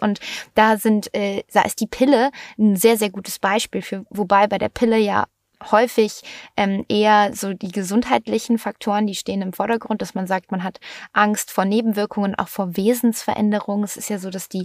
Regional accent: Germany; bei uns in Deutschland

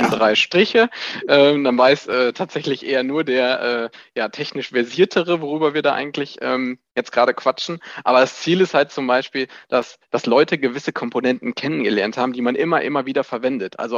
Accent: Epe, North Rhine-Westphalia, Germany; now in Gescher, Germany; 29 Jahre jung. Ich komme ursprünglich aus Epe, äh, die Liebe hat mich nach Gescher hingezogen.

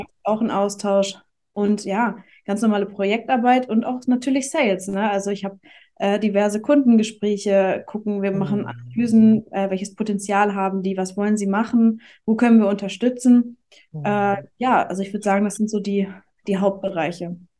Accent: Hamburg, Germany; ich komme aus Hamburg

